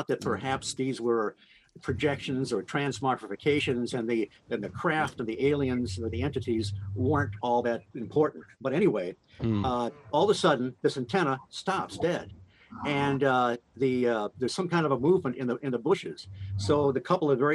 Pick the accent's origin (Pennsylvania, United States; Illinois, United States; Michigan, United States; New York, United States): Michigan, United States; Detroit; I grew up in Detroit